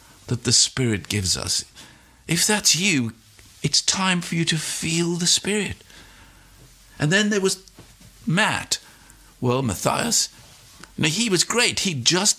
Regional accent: South Africa; I was born in South Africa

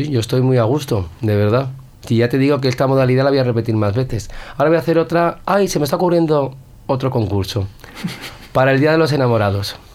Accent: San Sebastián, Basque Country, Spain; Soy de Donostiarra, porque en Donostia hay mucha, mucha clase.

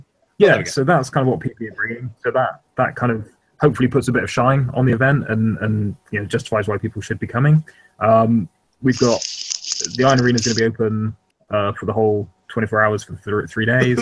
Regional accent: United Kingdom; we're British, not American

